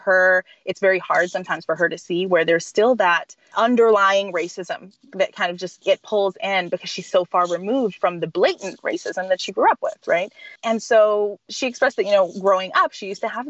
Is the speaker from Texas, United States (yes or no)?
yes; Texas, United States; now in Baltimore, United States; I'm from Texas